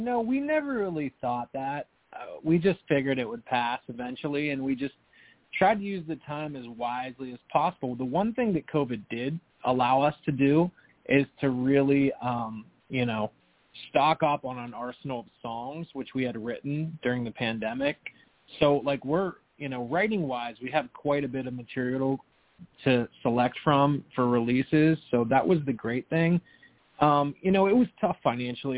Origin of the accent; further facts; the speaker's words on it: Pittsburgh, Pennsylvania, United States; moved away as an adult; now in New Jersey, United States; I grew up there, was born and raised there